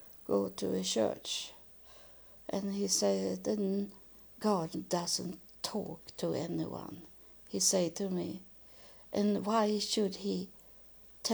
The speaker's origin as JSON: {"language": "English", "country": "Sweden", "tie": "born or raised there", "second_language": "English", "said": "I was born in Sweden, and we didn't have so many churches."}